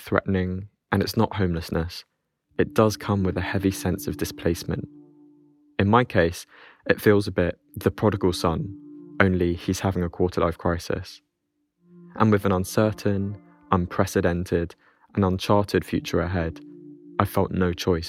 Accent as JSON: {"language": "English", "region": "London", "country": "United Kingdom", "said": "I'm 26 and I'm from West London"}